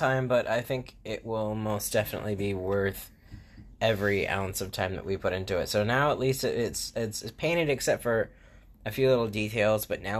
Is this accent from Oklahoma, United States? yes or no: no; Florida, United States; like, I mean, I've even painted, like, panel board, like, growing up in Florida, that was everywhere